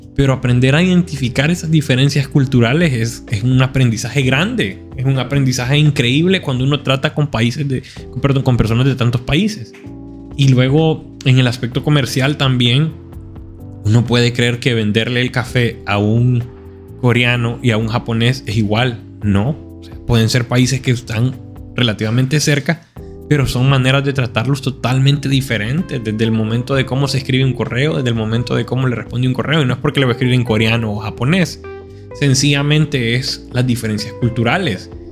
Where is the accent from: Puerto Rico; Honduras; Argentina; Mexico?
Honduras; yo siendo hondureño